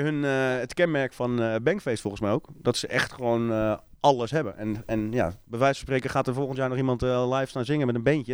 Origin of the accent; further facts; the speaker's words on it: Haarlem, North Holland, Netherlands; uit Haarlem